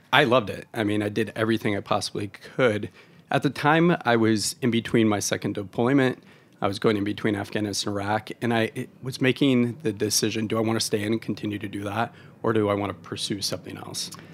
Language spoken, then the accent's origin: English; Oregon, United States; moved away; I'm from Oregon originally.